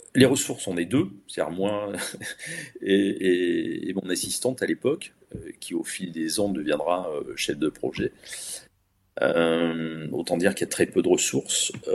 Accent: Bordeaux, Nouvelle-Aquitaine, France; Je suis originaire de Bordeaux

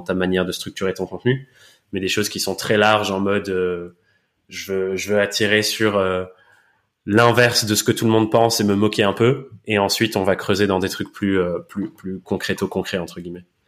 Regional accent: England, United Kingdom; accent: English; moved away; je suis anglais de naissance et de nationalité

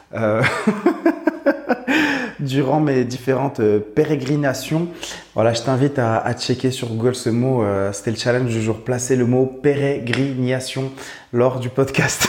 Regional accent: Morocco; j'habite au Maroc, je suis né au Maroc, j'ai grandi au Maroc.

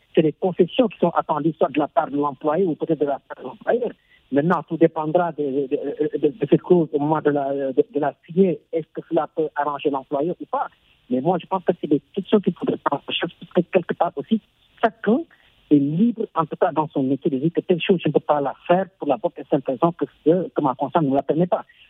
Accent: Senegal; en tant que Sénégalais qui a été éduqué

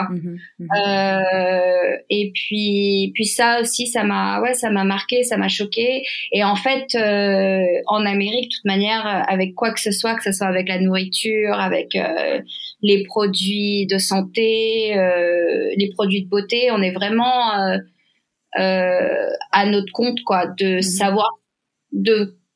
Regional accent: France; Donc déjà, en tant que Française, je voyais comment ça se passait en France

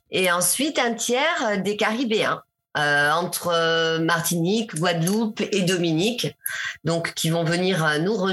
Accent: Burkina Faso; now in Togo; je suis passée du Sénégal, euh, je suis repassée euh, chez moi au Burkina

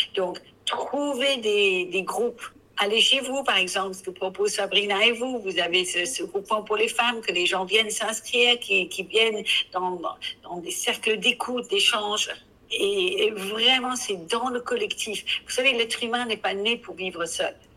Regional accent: England, United Kingdom; accent: English; French is a second language; now in France; je suis anglaise

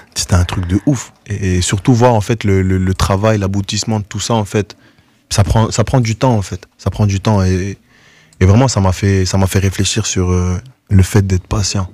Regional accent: Goma, North Kivu, DR Congo; also born or lived in Norway; now in Brussels, Belgium; moi aussi, je suis né là-bas, que je suis né à Goma

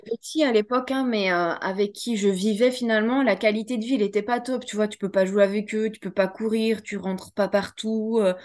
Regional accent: France; also born or lived in Switzerland; J'avais 10 ans et j'ai suivi ma mère en France. Donc, du coup, j'ai, recommencé euh, un bout de ma vie en France

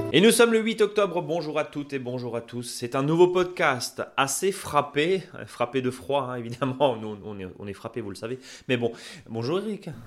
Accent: Alsace, Grand Est, France; chez nous en Alsace

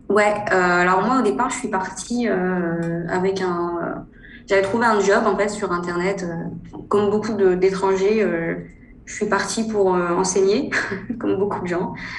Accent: northern France, France; moved away as an adult; now in China; je suis originaire du nord de la France. Je suis née dans une petite ville du nord.

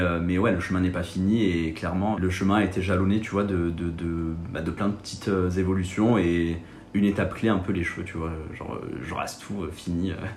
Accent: Marseille, Provence-Alpes-Côte d'Azur, France; moved away as an adult; now in Paris, France; je viens de Marseille

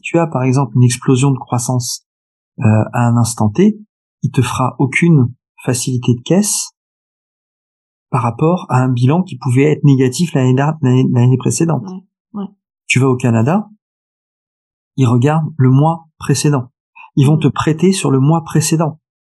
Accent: France; also born or lived in Paris / Nice; je suis français profondément attaché à mon pays

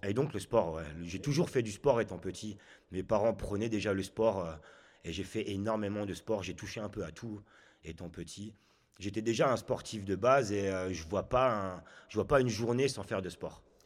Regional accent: Chartres, Centre-Val de Loire, France; also born or lived in Haute-Savoie / Ain; now in Chablais, France; Je viens de Chartres. Je suis né donc là-bas, dans le 28. Et j'ai suivi mes parents qui se sont fait muter professionnellement en Haute-Savoie.

